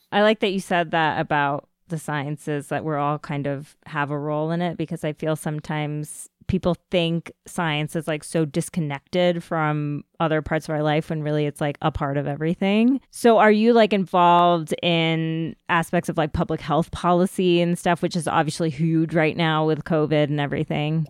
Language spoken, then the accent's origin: English; Ithaca, New York, United States; I was born in, um, Ithaca, New York, so I know upstate New York well